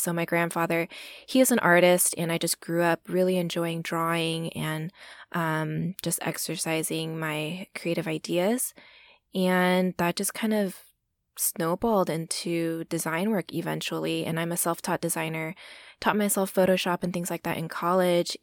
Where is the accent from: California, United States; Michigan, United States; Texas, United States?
Texas, United States; I'm a first generation Asian American born and raised in Texas.